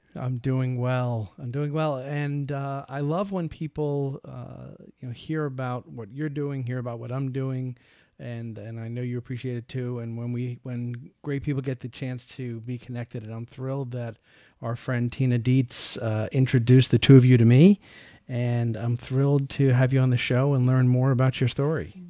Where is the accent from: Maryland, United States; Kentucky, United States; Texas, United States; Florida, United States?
Florida, United States; Tampa; my hometown of Tampa, Florida